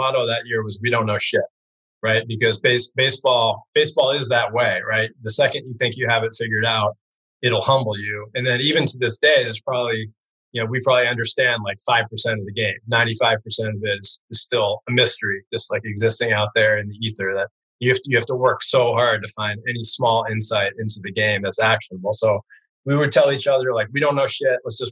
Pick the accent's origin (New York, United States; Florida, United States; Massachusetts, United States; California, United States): Massachusetts, United States; Brookline; we're both from Brookline